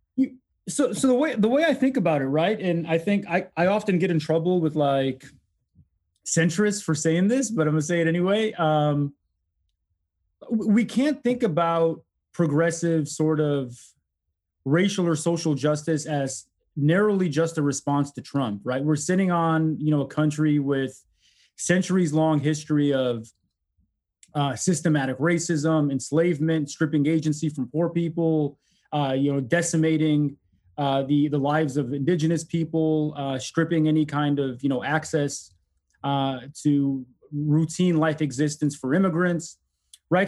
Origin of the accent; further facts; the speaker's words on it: Detroit, Michigan, United States; also born or lived in Egypt; growing up in Detroit really politicized me